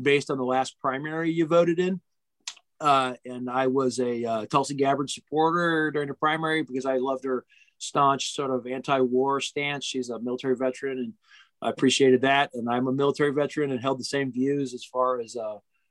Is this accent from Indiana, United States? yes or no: yes; near Gary, Northwest Indiana, United States; now in Lafayette, United States; I grew up in Northwest Indiana, where it was a lot of Democrats, were by Gary